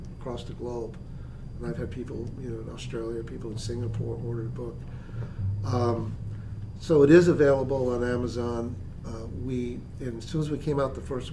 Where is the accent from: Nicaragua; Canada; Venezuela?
Canada; Newfoundland and Labrador; moved away; I'm originally from Newfoundland